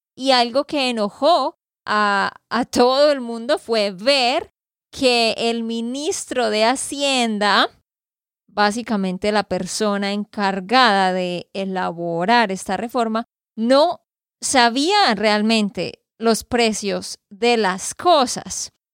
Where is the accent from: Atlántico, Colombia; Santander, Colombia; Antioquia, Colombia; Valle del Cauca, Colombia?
Santander, Colombia; de Santander, Colombia.